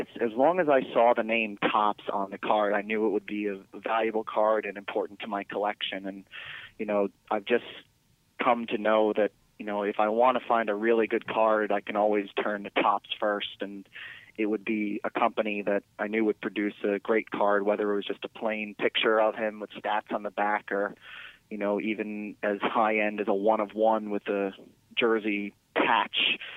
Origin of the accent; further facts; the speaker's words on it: New York, United States; now in Charleston, United States; When I was growing up in New York State